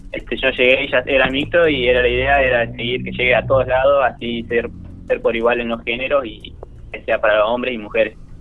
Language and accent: Spanish; General Pico, La Pampa, Argentina; moved away as an adult; now in Córdoba, Argentina; soy de Pico y, estoy estudiando arquitectura acá en Córdoba